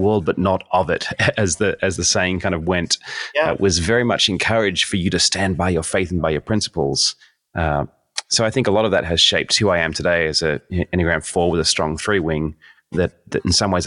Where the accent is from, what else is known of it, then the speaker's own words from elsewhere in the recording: Sydney, New South Wales, Australia; moved away as an adult; now in United States; I was raised in Sydney, Australia